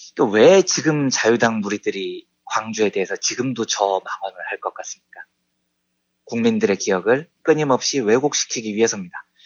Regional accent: Seoul, South Korea; also born or lived in Yeongnam; 평생 자란 곳이 서울 강남구 역삼동이에요. 저는 서울 사람입니다

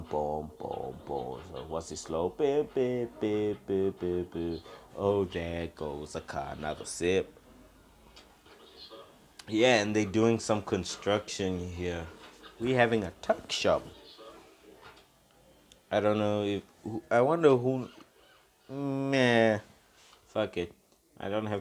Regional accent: South Africa; I'm not in America. I'm from South Africa.

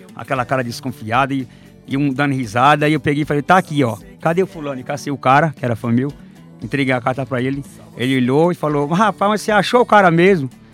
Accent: Barro Alto, Bahia, Brazil; Sou baiano, natural de uma cidade chamada Barro Alto

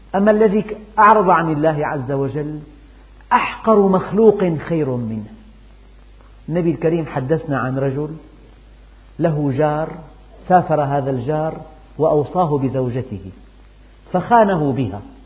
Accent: Syria; عندنا في الشام

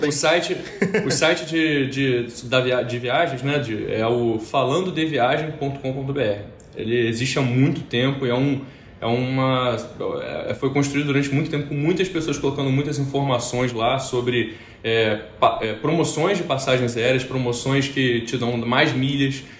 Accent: Rio de Janeiro, Brazil; accent: carioca; sou do Rio de Janeiro, sim, carioca, e pelo sotaque

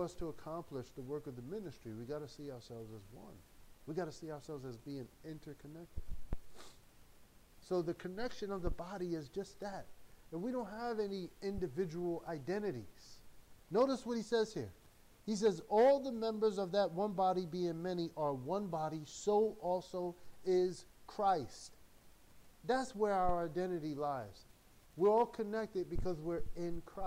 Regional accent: United States; I'm American, man, I'm American

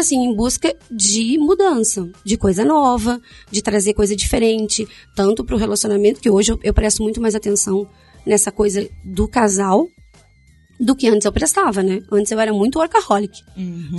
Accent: Rio Grande do Sul, Brazil; moved away as an adult; also born or lived in Paraná; Eu saí do Rio Grande do Sul e fui para o Paraná

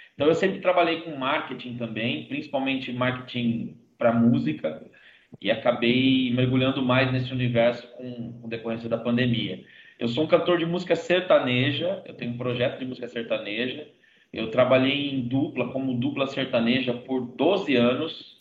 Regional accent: Brazil; eu sou brasileiro

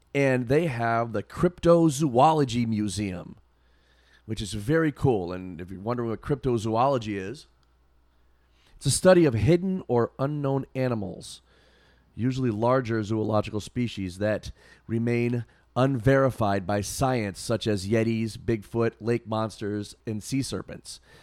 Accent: Massachusetts, United States; I said, "Oh, you know, Massachusetts, whatever."

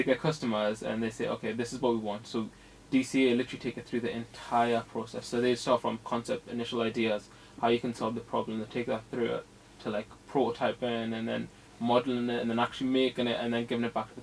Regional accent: Newcastle upon Tyne, North East England, United Kingdom; moved away as an adult; now in Loughborough, United Kingdom; I'm from Newcastle

